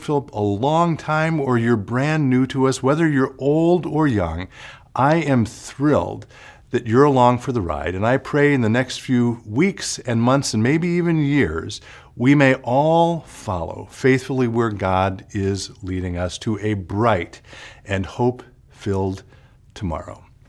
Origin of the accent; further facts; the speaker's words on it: Chicago, Illinois, United States; now in Minnesota, United States; I grew up outside of Chicago